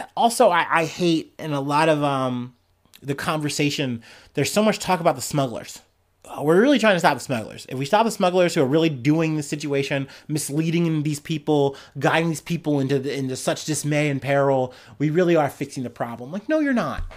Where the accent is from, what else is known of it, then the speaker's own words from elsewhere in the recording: United States; as an American